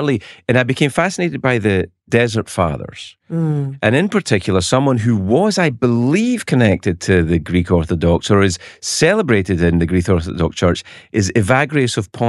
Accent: Scotland, United Kingdom; I'm not a Catholic, but I grew up in Scotland. There's a lot of Catholics around, and I have friends who are Catholics.

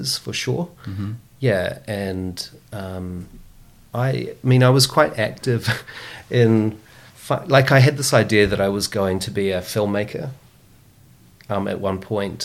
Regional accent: Christchurch, Canterbury, New Zealand; I grew up in St. Martin's, you know, by the hills, and my school, primary school, was very close by, Opawa Primary School

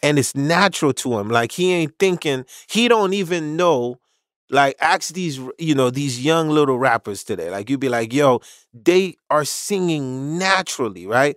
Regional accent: New York City, New York, United States; also born or lived in Haiti; I'm from Marlboro Projects in Brooklyn in the late eighties

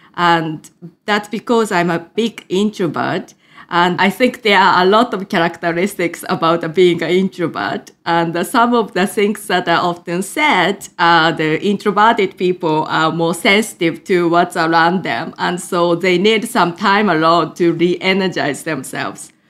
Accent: Japan; English is a second language; moved away as an adult; also born or lived in United Kingdom; was born in Japan and raised in a totally monolingual environment before moving to the U K at the age of eighteen

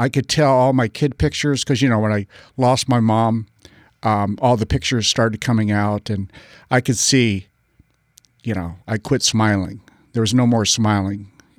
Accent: Parris Island, South Carolina, United States; I was raised at Parris Island, South Carolina. My dad was a Marine Corps drill instructor.

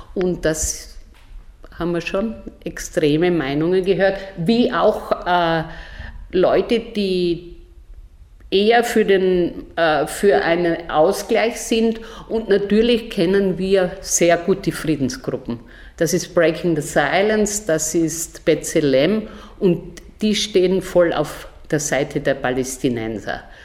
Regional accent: southern Styria, Austria; moved away; also born or lived in Brazil / Mexico; Ich bin aus der Südsteiermark, ein Bauernkind aus sehr einfachen Verhältnissen

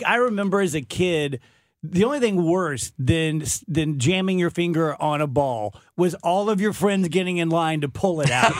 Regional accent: South Louisiana, United States; growing up in South Louisiana

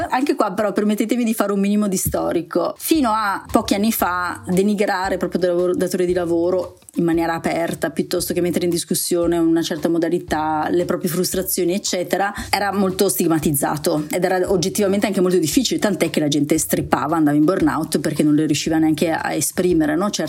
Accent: Veneto, Italy; siccome io sono anche... veneta della

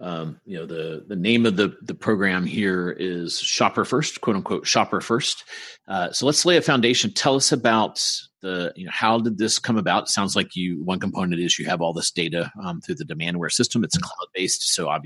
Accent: North Carolina, United States; I am in my home state of North Carolina.

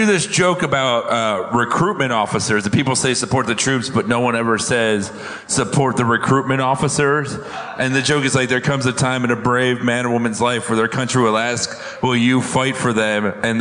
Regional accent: Florida, United States; I'm from the Florida with brown people

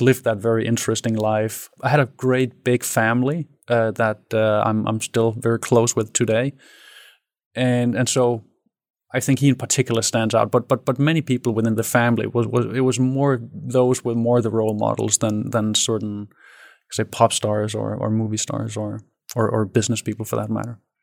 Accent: Denmark; I grew up in Danish suburbia. So I'm, I'm Danish. I'm born in Denmark in a city with thirty thousand

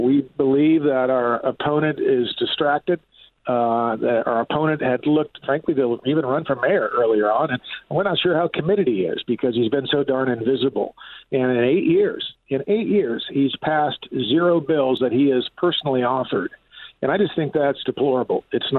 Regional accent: San Diego, California, United States; I'm a first-time candidate. I'm a businessman from San Diego.

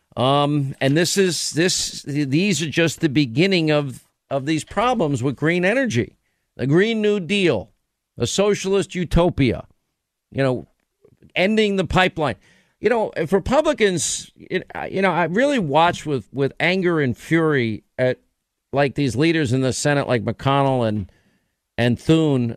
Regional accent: New York, United States; I'm from New York

